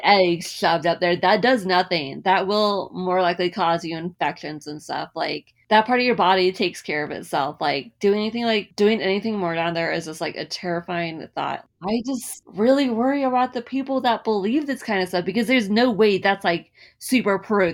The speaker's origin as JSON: {"language": "English", "town": "San Diego", "region": "California", "country": "United States", "tie": "born or raised there", "also_born_or_lived": "Utah", "moved": "yes", "said": "I grew up in California on the West Coast. Um, most of my memories are in San Diego"}